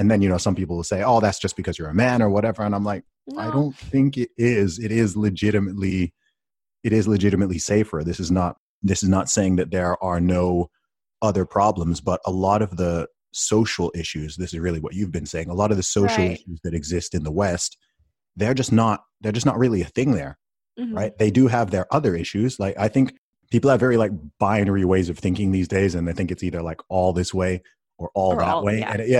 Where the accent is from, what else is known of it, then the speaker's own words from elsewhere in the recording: Saudi Arabia; When I tell people I grew up in Saudi Arabia, one of the first things people often say is, oh, was it safe there?